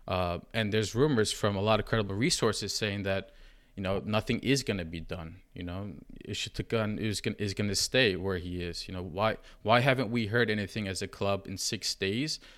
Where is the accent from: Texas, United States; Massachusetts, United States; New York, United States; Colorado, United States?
New York, United States; I'm from New York, just like Emre